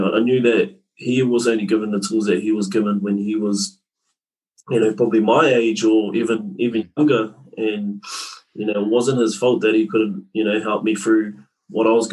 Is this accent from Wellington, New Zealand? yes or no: no; Tūrangi, Waikato, New Zealand; born and bred in Central North Island. A place called Tūrangi.